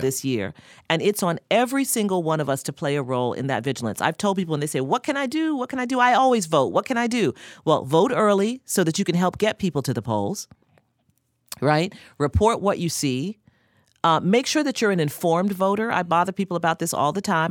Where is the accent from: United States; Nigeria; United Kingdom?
United States; New York City, New York; we're both from Queens